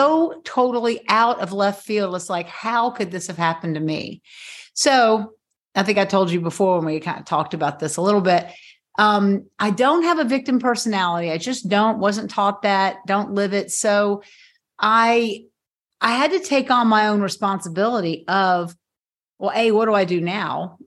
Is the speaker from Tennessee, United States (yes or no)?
yes; Knoxville, Tennessee, United States; moved away as an adult; also born or lived in South Carolina; I moved back to my hometown of Knoxville, Tennessee